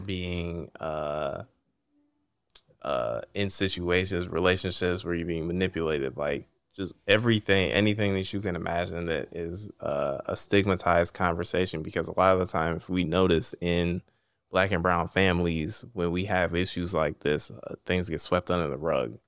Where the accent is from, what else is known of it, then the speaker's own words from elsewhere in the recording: East Cleveland, Ohio, United States; I'm from East Cleveland